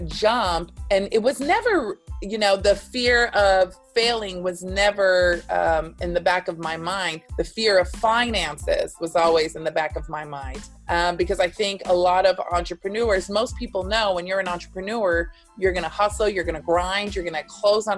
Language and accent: English; Texas, United States; accent: Texas twang; moved away as an adult; also born or lived in Staten Island; now in New York, United States; I moved from Texas. So you'll hear my Texas twang